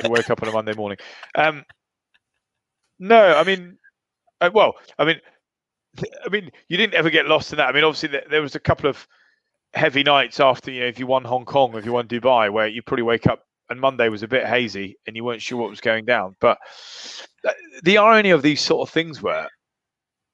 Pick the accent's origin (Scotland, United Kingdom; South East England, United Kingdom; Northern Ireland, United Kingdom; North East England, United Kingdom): South East England, United Kingdom; Brighton; I'm from Brighton